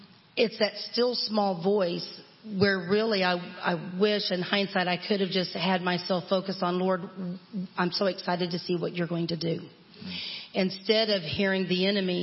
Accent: Texas, United States; born and raised in Texas

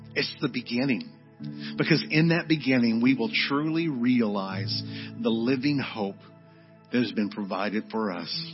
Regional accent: Arlington, United States; We grew up in Arlington in a great church

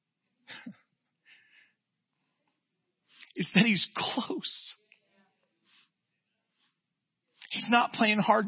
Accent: Jacksonville, Florida, United States; moved away; We're from Jacksonville, Florida

